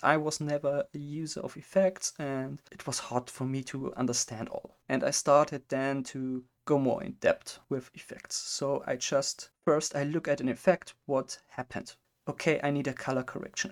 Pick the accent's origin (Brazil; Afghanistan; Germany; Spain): Germany; English is a second language; I'm from Germany